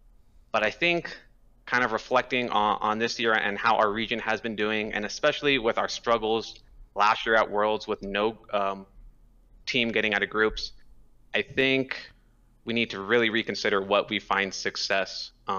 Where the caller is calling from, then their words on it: Albuquerque, New Mexico, United States; I am calling from Albuquerque, New Mexico.